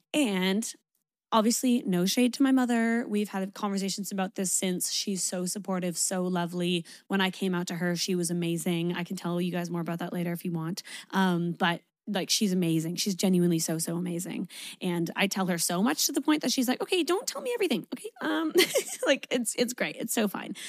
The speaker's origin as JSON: {"language": "English", "country": "Canada", "said": "I'm Canadian"}